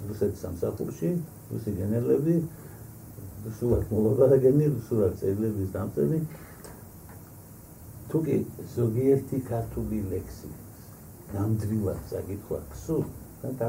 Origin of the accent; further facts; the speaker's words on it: Batumi, Adjara, Georgia; also born or lived in Guria; მეც ბათუმელი გახლავართ